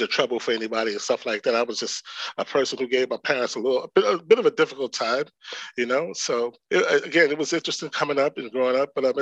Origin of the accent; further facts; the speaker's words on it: New York City, New York, United States; also born or lived in Dillon, South Carolina; Came to New York around the age of 8